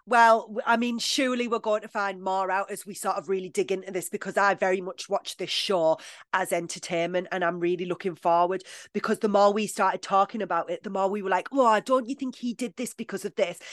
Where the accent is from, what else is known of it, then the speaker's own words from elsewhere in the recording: United Kingdom; I'm British